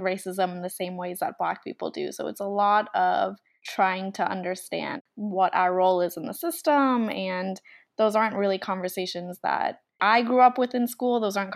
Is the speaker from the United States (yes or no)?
yes; United States; when I was growing up in America